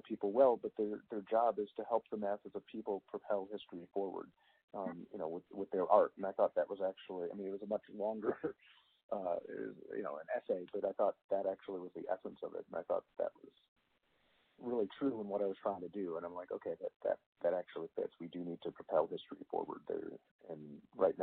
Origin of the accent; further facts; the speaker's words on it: Chicago, Illinois, United States; I grew up in Chicago